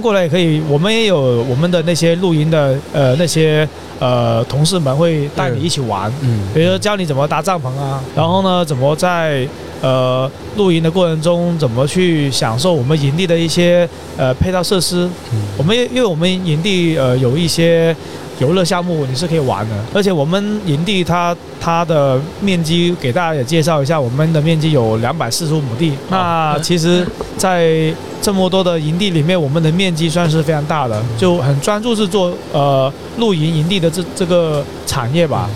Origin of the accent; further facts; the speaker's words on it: Guangdong, China; 其实我们华南这边就是广东这边